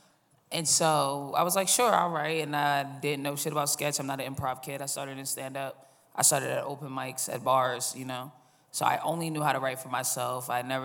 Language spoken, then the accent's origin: English; Boston, Massachusetts, United States; moved away as an adult; also born or lived in Los Angeles / New York; I started in Boston. I'm from Boston